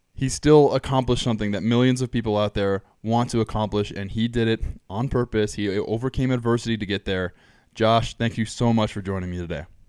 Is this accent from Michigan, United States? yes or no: no; Southern California, United States; growing up in Southern California